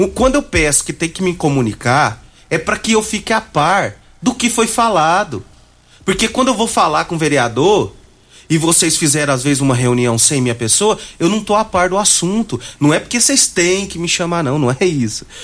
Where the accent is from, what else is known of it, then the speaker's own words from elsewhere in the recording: Goiás, Brazil; accent: goiano; É, é o meu jeito de falar, meu jeito de goiano